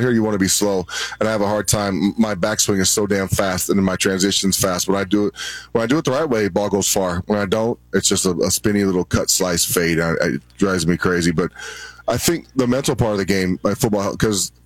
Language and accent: English; New Mexico, United States; I grew up in New Mexico